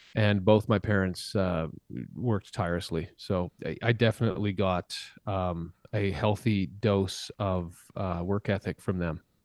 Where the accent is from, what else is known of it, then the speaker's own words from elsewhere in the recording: Saskatchewan, Canada; I grew up in a, in a very small town in Saskatchewan where, um, in Saskatchewan, Canada